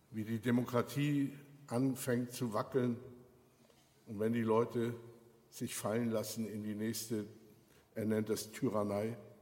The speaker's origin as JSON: {"language": "German", "country": "Germany", "said": "wir so als Deutsche"}